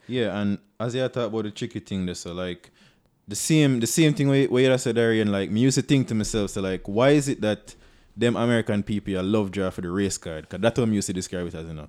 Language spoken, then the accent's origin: English; Jamaica; I am comfortable in my identity. as a Jamaican.